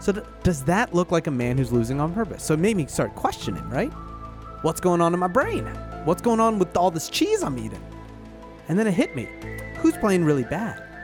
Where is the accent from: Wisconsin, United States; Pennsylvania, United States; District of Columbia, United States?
Pennsylvania, United States; Philadelphia; As a Philadelphian